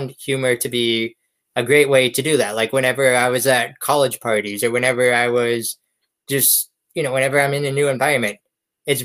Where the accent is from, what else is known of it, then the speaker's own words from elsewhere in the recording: Erie, Pennsylvania, United States; the hide and go seek champion of my hometown, Erie.